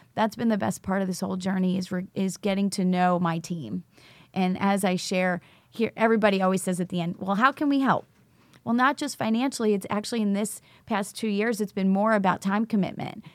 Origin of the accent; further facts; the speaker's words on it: New York, United States; also born or lived in Charlotte, North Carolina; now in Rock Hill, United States; I was actually originally from New York, but I'm a teacher in Charlotte Mecklenburg. and actually live in Rock Hill, South Carolina